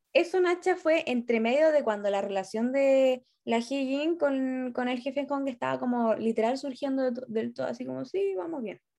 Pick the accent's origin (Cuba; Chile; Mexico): Chile; northern Chile; moved away as an adult; now in Santiago, Chile; hoy yo soy norteña